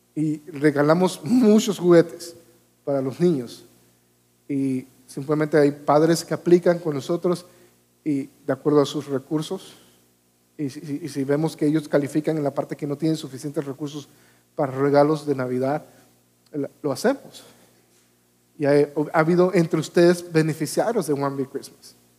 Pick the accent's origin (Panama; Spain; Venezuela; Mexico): Panama; Yo vivía en Panamá, soy panameño